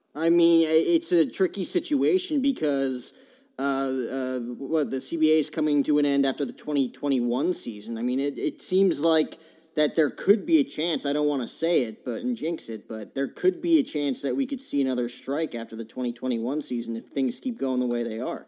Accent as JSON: {"language": "English", "region": "New Jersey", "country": "United States", "tie": "born or raised there", "moved": "as an adult", "lives_now": "Phoenix, United States", "said": "I grew up in Jersey"}